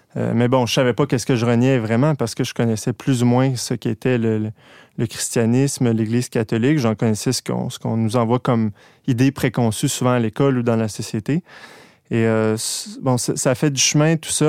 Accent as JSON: {"language": "French", "region": "Quebec", "country": "Canada", "said": "je viens de Québec. Euh, je suis né euh, dans une famille un peu instable"}